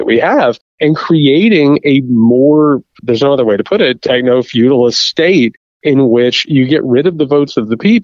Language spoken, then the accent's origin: English; Indiana, United States; Indiana, my home state